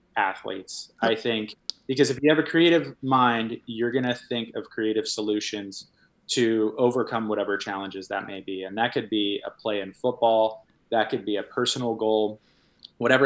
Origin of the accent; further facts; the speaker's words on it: Washington, United States; moved away; also born or lived in Hawaii; I grew up in Washington